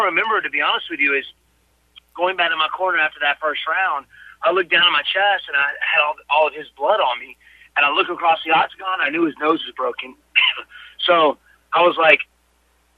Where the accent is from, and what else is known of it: Greenville, South Carolina, United States; born or raised there